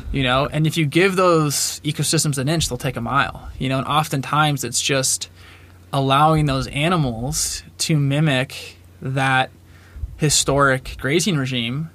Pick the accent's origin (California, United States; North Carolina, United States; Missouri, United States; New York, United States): California, United States; Marin County; now in Bozeman, United States; I grew up in Marin County, California, so just, uh, a bit north of San Francisco, a little town